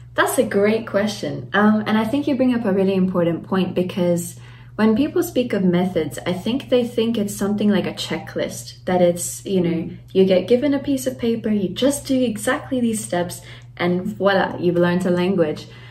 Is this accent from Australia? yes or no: yes; Australia; moved away as an adult; also born or lived in Latvia; now in Germany; I was raised in Australia, and then I I grew up there, did my schooling, and then later moved to Germany to do my university studies